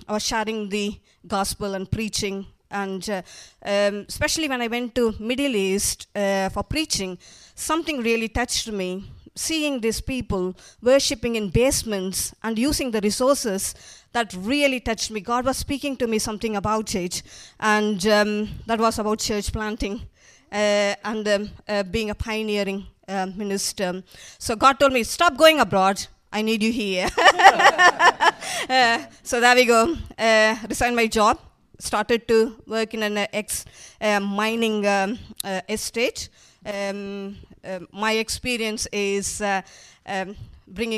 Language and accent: English; India; moved away as an adult; also born or lived in Manchester; now in United Kingdom; I'm originally from India. I came to this country 23 years ago